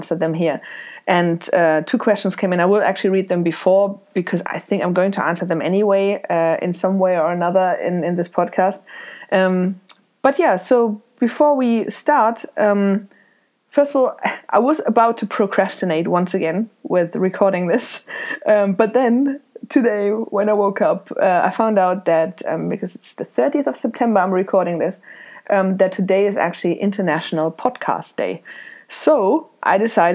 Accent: Germany; moved away as an adult; also born or lived in Isle of Man; now in Dublin, Ireland; I was born in Germany. I left in 2005 with a backpack to travel around the world

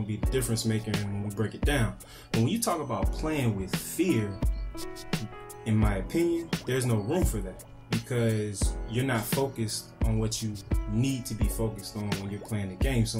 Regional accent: Petersburg, Virginia, United States; also born or lived in Florida / Colonial Heights, Virginia; when I moved from Florida to Virginia, it was a different type of athlete. Like, I played in Colonial Heights first, and then I played in Petersburg

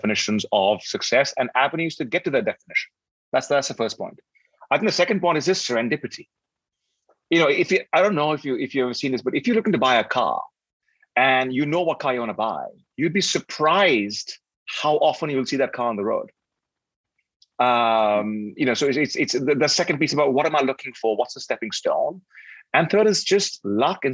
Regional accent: Delhi, India; moved away as an adult; also born or lived in Cambridge / London / New York / Johannesburg; now in Singapore; Born and raised in Delhi, went to school, high school and university in Delhi

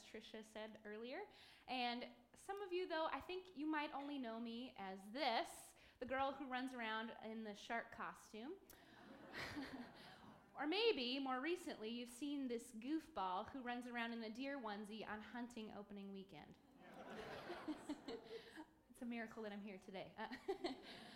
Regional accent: Macomb, Michigan, United States; I grew up here in Macomb

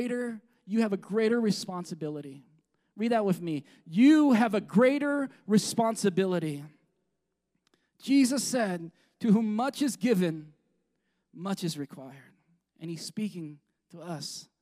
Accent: United States; I'm American

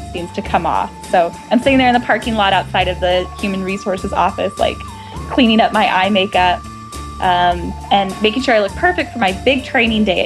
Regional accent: Midwestern suburbs, United States; moved away as an adult; also born or lived in New York City; now in Kansas City, United States; I grew up in Midwestern suburbs, like same cookie cutter town with big box stores and big suburban neighborhoods

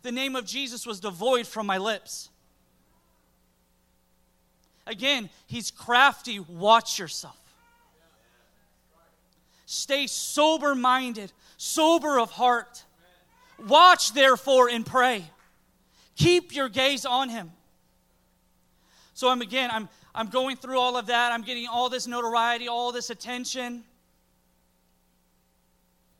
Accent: Pine Hills, Florida, United States; I grew up in Pine Hills.

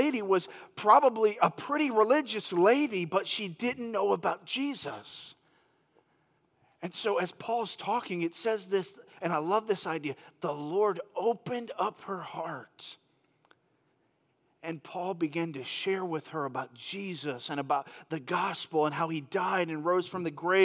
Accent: Florida, United States; moved away as an adult; now in Yuba City, United States; I grew up in Florida

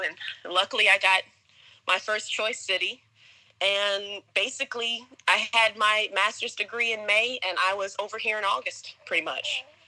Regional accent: Cartersville, Georgia, United States; moved away as an adult; now in South Korea; I'm originally from the suburbs of Atlanta, Georgia, um, smaller town called Cartersville, and I came to South Korea in 2014

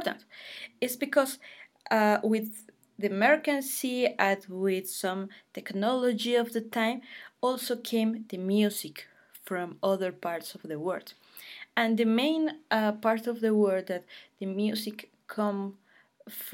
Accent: Bogotá, Bogotá Capital District, Colombia; I am from Bogota, the capital of Colombia, and it's a little bit far from the Colombian coast.

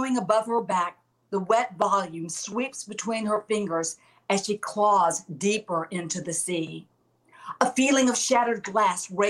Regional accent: Alabama, United States; I'm from Alabama

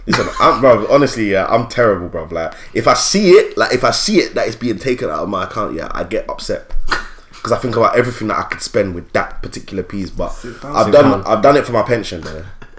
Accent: England, United Kingdom; no, I'm like English, bruv.

